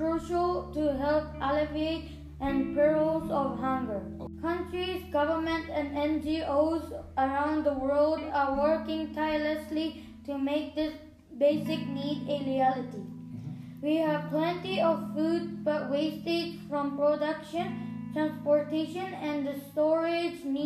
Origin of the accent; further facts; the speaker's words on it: Japan; from Japan